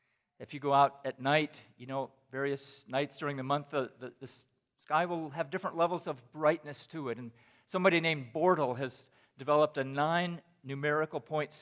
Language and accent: English; Pakistan; moved away; When I was in junior high, I grew up in Pakistan. So, Tim, I've actually spent 28 years in Pakistan, but just 14 years as a missionary.